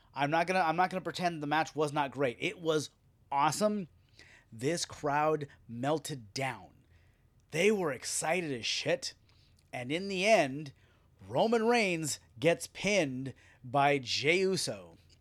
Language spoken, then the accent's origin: English; United States; As we're American fans